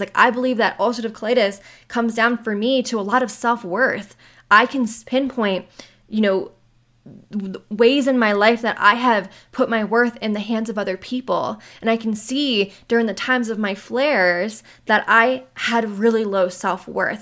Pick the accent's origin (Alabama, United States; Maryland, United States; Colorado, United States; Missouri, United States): Maryland, United States; moved away as an adult; now in Western US; I am the person who left my hometown seven years ago. I left Maryland seven years ago